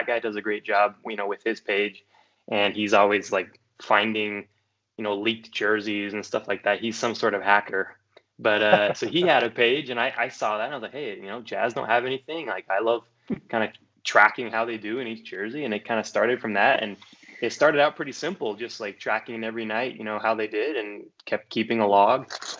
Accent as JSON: {"language": "English", "region": "Utah", "country": "United States", "tie": "born or raised there", "said": "I'm from Utah, so I kind of split time in between Utah County and Salt Lake County growing up."}